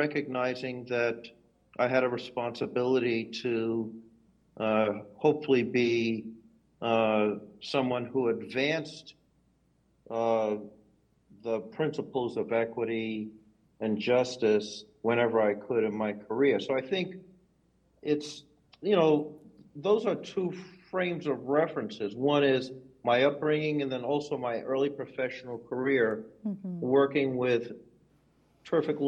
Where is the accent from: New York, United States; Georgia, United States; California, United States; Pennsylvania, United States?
New York, United States; New York City; where I grew up in Brooklyn, New York